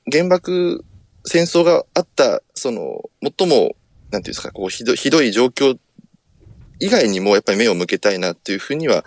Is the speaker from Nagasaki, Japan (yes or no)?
yes; Sasebo, Nagasaki, Japan; 私はですね、あの、まあ、最初に申した通り、あの、佐世保市というところの出身なんですけれども